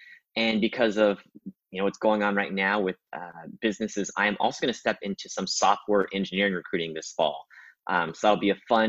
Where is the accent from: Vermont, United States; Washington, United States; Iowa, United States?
Washington, United States; Seattle; moved away as an adult; also born or lived in New York; I was born and raised in Seattle area, Washington. Both my parents were Vietnamese refugees. They came over after the Vietnam War.